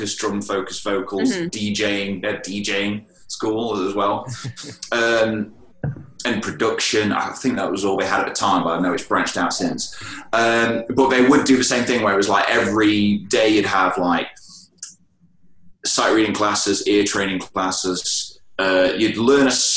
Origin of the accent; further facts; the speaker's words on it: United Kingdom; I'm British.